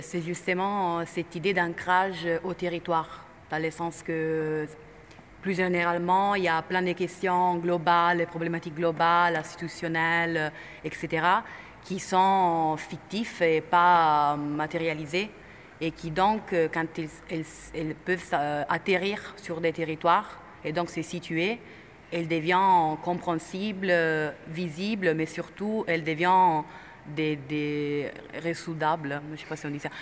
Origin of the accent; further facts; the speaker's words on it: Italy; French is a second language; moved away; je suis italienne